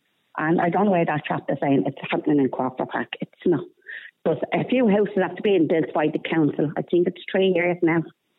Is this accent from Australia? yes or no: no; Dublin, Leinster, Ireland; moved away as an adult; also born or lived in Cherry Orchard, Dublin; now in Dublin, Ireland; I am actually from Crumlin. My husband is from Ringvent. And as I said, we're living up here the last 23 years.